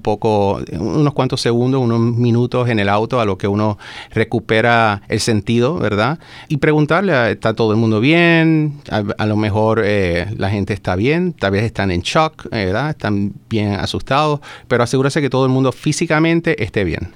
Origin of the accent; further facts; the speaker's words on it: Puerto Rico; moved away as an adult; now in Maryland, United States; Soy de Puerto Rico, nacido y criado allá. Llevo ya 12, 13 años ya viviendo en el estado de Maryland